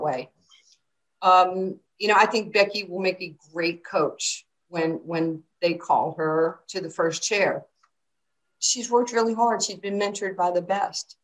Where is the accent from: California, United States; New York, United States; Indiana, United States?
New York, United States; New York City; also born or lived in Brooklyn; I was growing up in New York City in Queens.